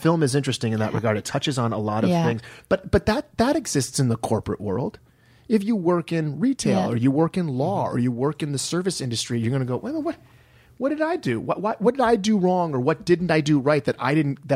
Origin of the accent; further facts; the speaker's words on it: Detroit, Michigan, United States; moved away as an adult; I'm from Detroit, and a lot of my friends, fellow Detroiters who I'd gone to college with, had moved here